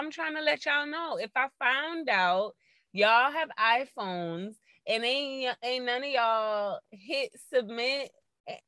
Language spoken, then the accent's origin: English; Fort Lauderdale, Florida, United States; also born or lived in Orlando; I moved back to Fort Lauderdale, which is where I'm from